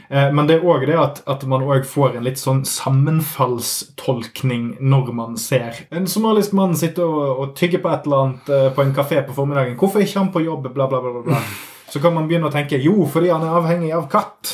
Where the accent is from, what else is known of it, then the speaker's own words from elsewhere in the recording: Norway; oss eh, vanlige alkoholdrikkende hvite nordmenn